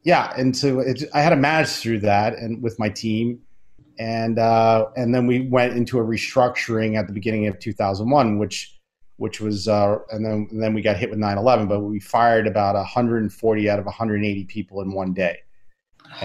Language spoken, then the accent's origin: English; Long Island, New York, United States; I went to the library where I grew up on Long Island